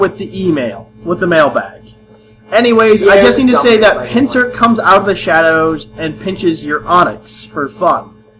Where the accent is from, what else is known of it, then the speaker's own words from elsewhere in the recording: Australia; I'm from Australia.